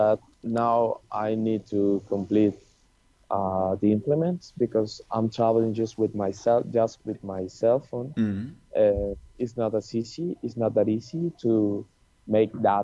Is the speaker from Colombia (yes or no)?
yes; Colombia; moved away; Colombia, because this is my home country